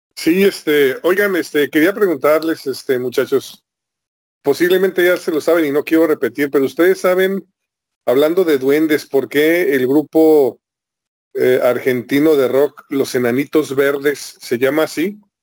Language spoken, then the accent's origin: Spanish; Guadalajara, Jalisco, Mexico; now in Tijuana, Mexico; Esto lo escuché yo todavía viviendo en Guadalajara. Yo estoy ahorita en Tijuana, pero yo soy de Guadalajara.